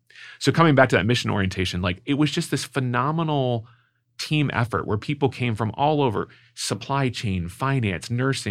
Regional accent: San Diego, California, United States; moved away as an adult; also born or lived in New York / Columbus, Ohio; now in St. Louis, United States; I grew up in San Diego. I went to school in New York. I lived in Columbus, Ohio for 10 years, and now I moved to St. Louis.

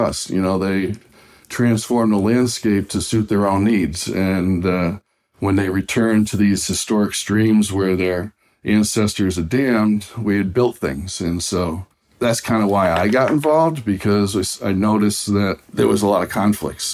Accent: Massachusetts, United States; here in my home state of Massachusetts in New England

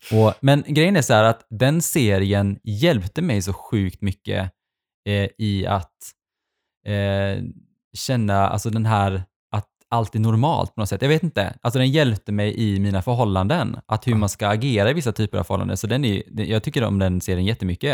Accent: Sweden; also born or lived in Stavanger, Norway; när jag flyttade till Sverige när jag var liten

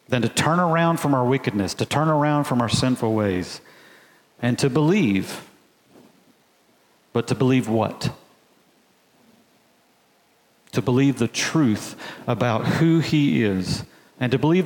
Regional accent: Alabama, United States; I'm a boy from Alabama, just a country boy. And we don't really have mountains in Alabama

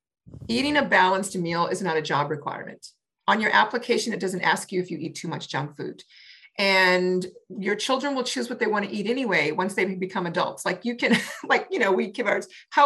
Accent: the South, United States; I grew up in the South.

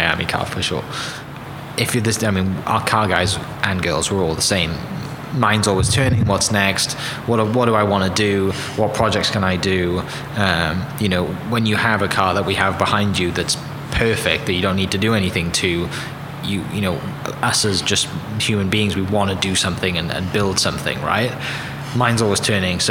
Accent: Wales, United Kingdom; moved away; I grew up in Wales

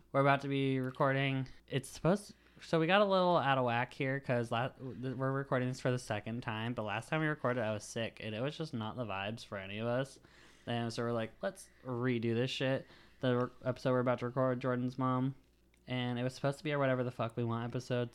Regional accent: Punxsutawney, Pennsylvania, United States; also born or lived in Jamestown, New York; now in Jacksonville, North Carolina, United States; So this one is from Punxsutawney, Pennsylvania. That's the town I grew up in.

